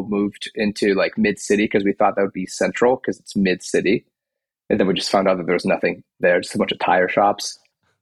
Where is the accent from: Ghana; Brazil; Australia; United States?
Brazil; Rio de Janeiro; I grew up in Brazil, born and raised in Rio.